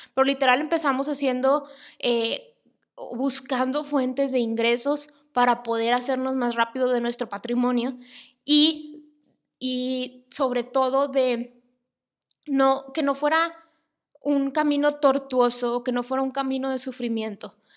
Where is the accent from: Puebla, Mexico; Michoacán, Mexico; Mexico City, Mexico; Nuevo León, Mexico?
Nuevo León, Mexico; Monterrey; soy de Monterrey